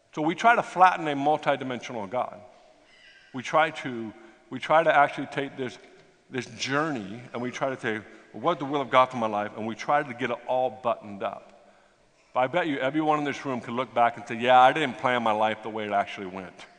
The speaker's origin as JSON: {"language": "English", "country": "United States", "said": "I'm from America"}